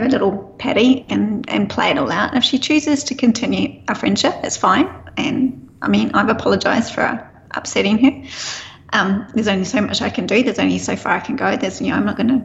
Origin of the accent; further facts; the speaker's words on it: New Zealand; being a Kiwi